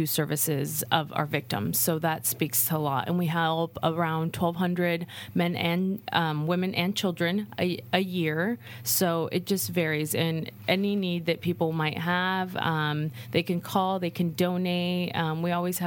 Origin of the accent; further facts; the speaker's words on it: Napa, California, United States; I was born and raised here in Napa